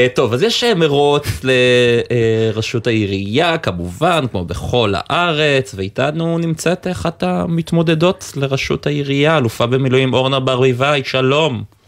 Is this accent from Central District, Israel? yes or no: no; Haifa, Haifa District, Israel; now in Tel Aviv, Israel; אני גר בתל אביב, אני לא תל אביבי, אני חיפאי